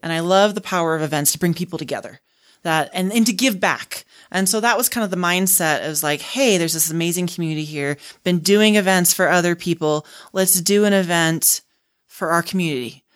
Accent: Houston, Texas, United States; now in Utah, United States; I grew up in Houston, in near the, not too far from the coast

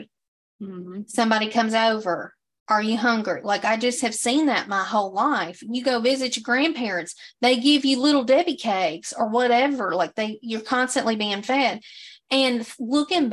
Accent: the South, United States; Camille and I were born and raised in the South and still live in the South.

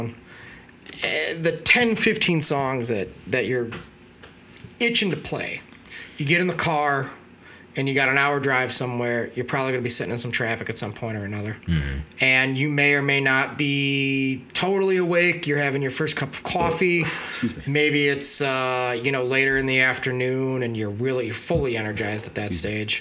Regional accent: United States; I'm still kind of reflecting as an American

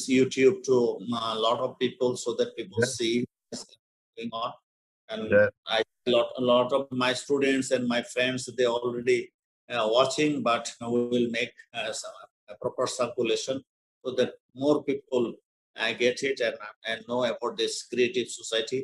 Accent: Bangladesh; first language Bengali; English is a second language; My native language is Bangla. We call Bangladesh, and Bangla is our native language

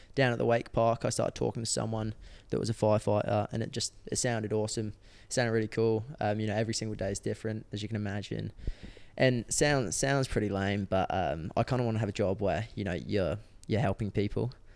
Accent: England, United Kingdom; moved away as an adult; now in Australia; I moved out from England in, I think it was twenty sixteen.

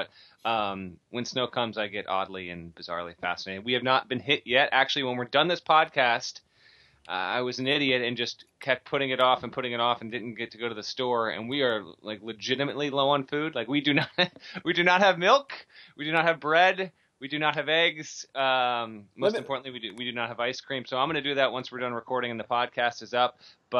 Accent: Vermont, United States; moved away; I grew up in Vermont.

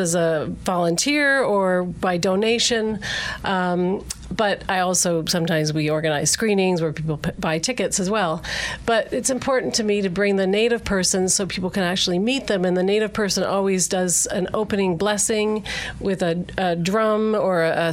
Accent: Canada; now in United States; I'm from Canada originally

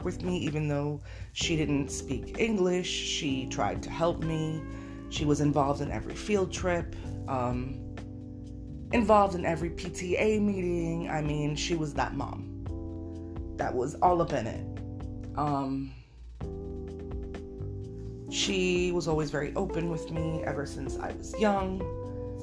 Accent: Miami, Florida, United States; I was born on December 7th, 1986 in Miami, Florida, to two Cuban parents

